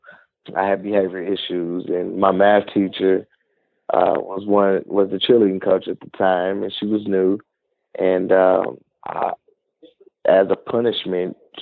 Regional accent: Kansas City, Missouri, United States; I'm originally from Kansas City, Missouri

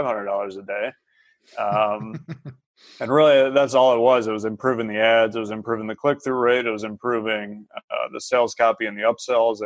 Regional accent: near Cleveland, Ohio, United States; I grew up like right near Cleveland

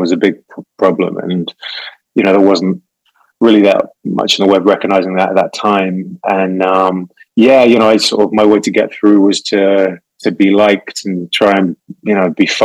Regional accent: England, United Kingdom; England, for people who haven't recognized the accent, I'm from the UK

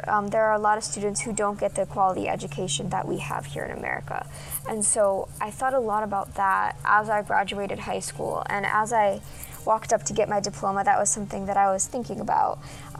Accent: Arlington, Vermont, United States; The community that I grew up in Arlington, Vermont, was a very small and tight-knit community. It was also not super diverse, but even though it wasn't diverse, it was a really welcoming place.

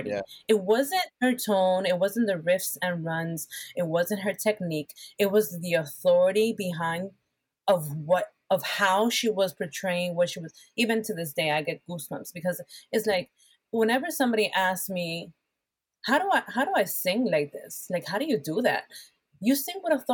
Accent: Puerto Rico; English is a second language; moved away; I was just coming in from Puerto Rico. Um, I was trying to get rid of my accent because because of my

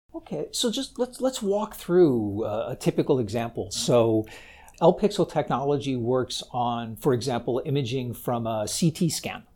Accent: United States; as an American founder

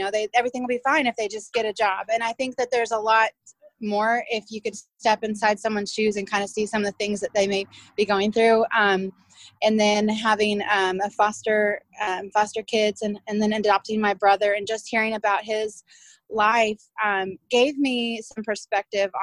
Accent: central Illinois, United States; now in Oklahoma, United States; I grew up mostly in Illinois, central Illinois

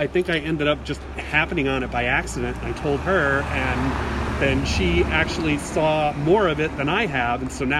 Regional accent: Albany, New York, United States; Well, we're actually from Albany, so we're not that far away.

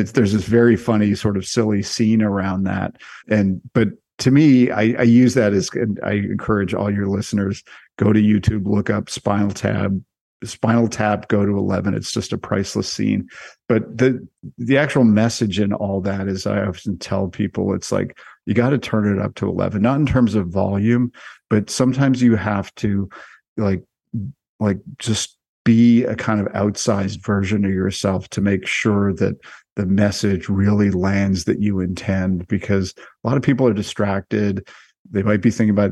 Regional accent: Canada; I am Canadian

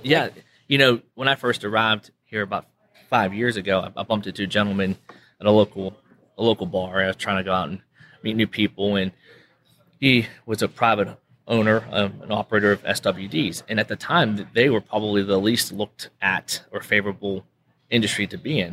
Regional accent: Western Pennsylvania, United States; moved away as an adult; now in Permian Basin, United States; originally from Western Pennsylvania. So I'm not a local here, I'm a transplant

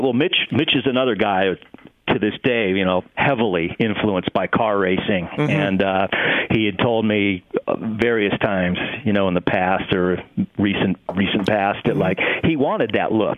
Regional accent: Ohio, United States; moved away; also born or lived in Los Angeles; young guy growing up in Ohio in my room.

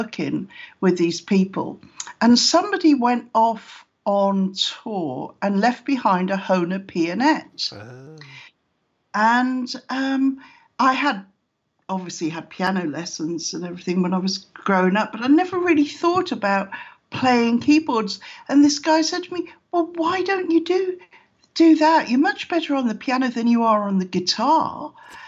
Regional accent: South Wales, United Kingdom; moved away as an adult; also born or lived in London; I was born in South Wales, which is known as the land of song, you know, with pretty musical from Wales. And so I was in school orchestras

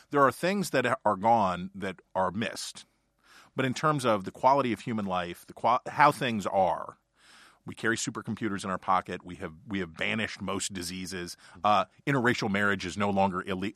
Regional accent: Ohio County, West Virginia, United States; My experience is growing up in Ohio County, West Virginia, and being the son of a coal salesman

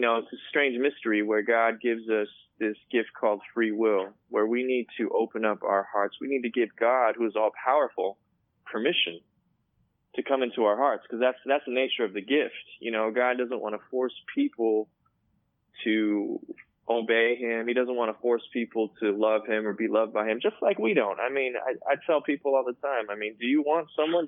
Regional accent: California, United States; My family is from Korea, and I was born here in California

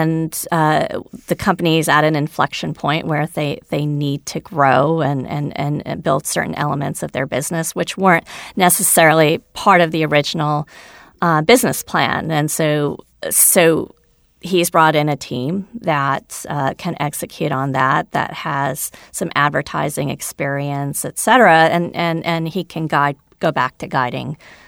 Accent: India; So I'm a double minority. I'm a woman. I'm Indian. I wasn't born in this country.

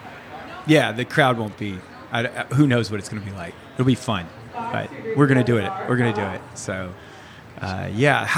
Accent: Louisville, Kentucky, United States; moved away as an adult; now in Perth, Australia; I grew up in Louisville, Kentucky.

